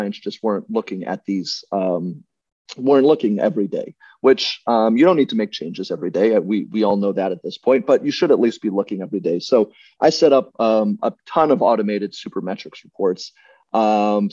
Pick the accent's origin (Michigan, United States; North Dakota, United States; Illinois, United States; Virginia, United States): Virginia, United States; growing up in Virginia